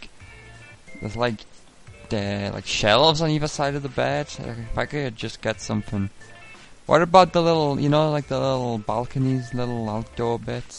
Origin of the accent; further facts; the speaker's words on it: England, United Kingdom; I'm jet-lagged to fuck. I'm from England.